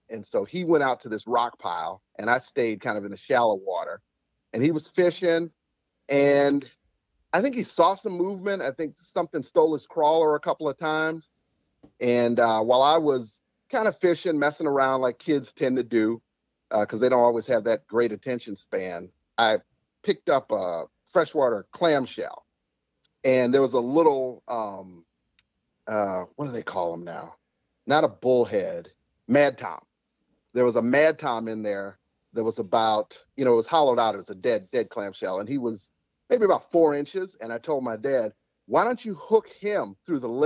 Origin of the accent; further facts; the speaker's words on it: Chicago, Illinois, United States; also born or lived in Alabama; I'm actually from Alabama, but I was raised in Chicago. I've been here since I was two